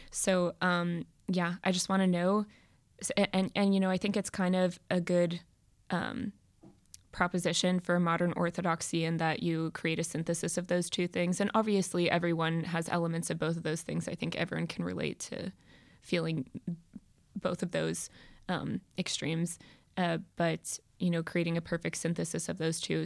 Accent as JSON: {"language": "English", "country": "United States", "tie": "born or raised there", "said": "growing up in America, which is predominantly a Christian country"}